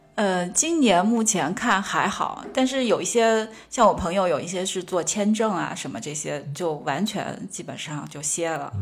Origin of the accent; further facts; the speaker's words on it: Sichuan, China; moved away; 因为我自认为我四川人